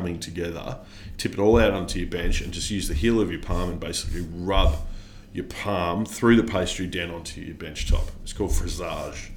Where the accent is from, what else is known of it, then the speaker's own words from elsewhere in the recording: Australia; I'm Australian